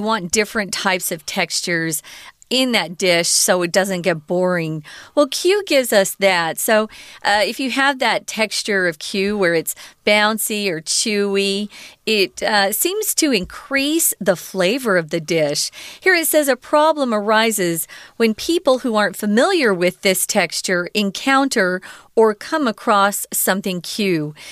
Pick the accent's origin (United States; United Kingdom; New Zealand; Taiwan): Taiwan